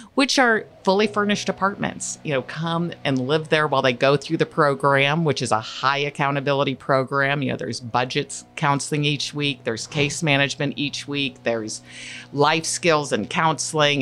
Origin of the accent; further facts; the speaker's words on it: Platte County, Missouri, United States; I was raised in Platte County